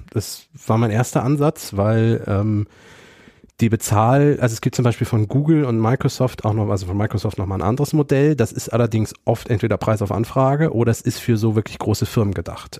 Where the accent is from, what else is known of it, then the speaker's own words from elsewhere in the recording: Germany; wir sprechen als Deutsche Englisch sehr englisch aus